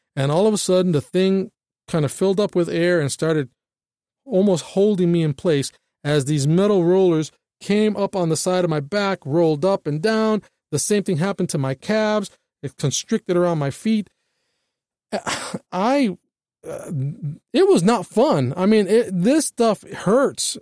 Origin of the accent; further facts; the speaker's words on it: United States; we as American citizens